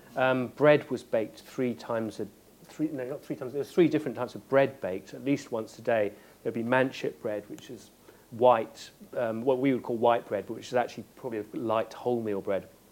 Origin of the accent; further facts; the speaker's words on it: West Country, South West England, United Kingdom; I grew up in the West Country